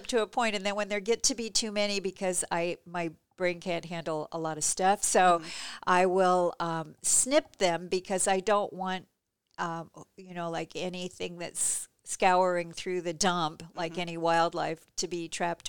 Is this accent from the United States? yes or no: yes; Gresham, Oregon, United States; And where I grew up in Gresham, which used to be a tiny little burg with about the same population as Seaside, like 5,000 people or something